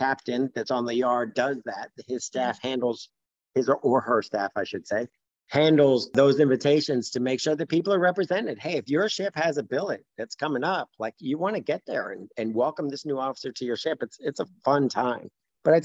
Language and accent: English; Fort Lauderdale, Florida, United States; moved away as an adult; I grew up in Fort Lauderdale, Florida